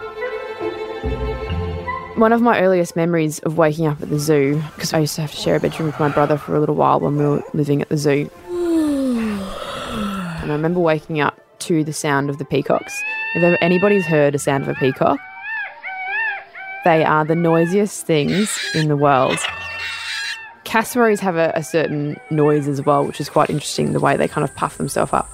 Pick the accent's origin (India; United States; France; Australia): Australia; Port Macquarie, New South Wales; also born or lived in Nowra, New South Wales; I'm originally from Nowra on the south coast, and we moved to Port Macquarie when I was 7, and that's when we started living in a zoo